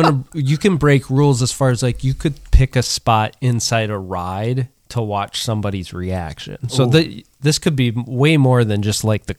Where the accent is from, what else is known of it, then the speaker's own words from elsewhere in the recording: Montana, United States; now in Minnesota, United States; I would say I'm originally from Montana.